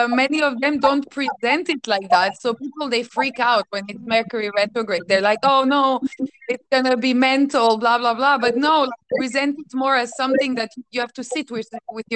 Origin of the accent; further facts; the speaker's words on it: Belgrade, Serbia; I'm from Serbia, from Belgrade